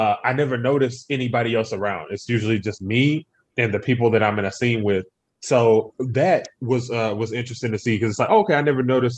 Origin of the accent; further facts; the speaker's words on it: Humble, Texas, United States; I'm from Humble, which is just outside of Houston